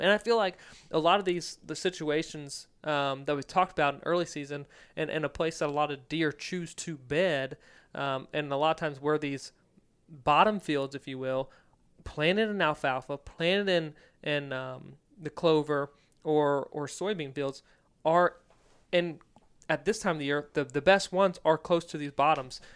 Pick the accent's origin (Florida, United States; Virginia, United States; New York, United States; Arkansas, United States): Virginia, United States; moved away; growing up in Virginia.